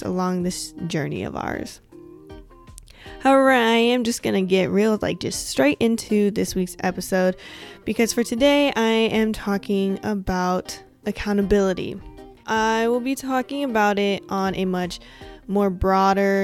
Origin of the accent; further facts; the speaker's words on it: West Coast, United States; I'm from the West Coast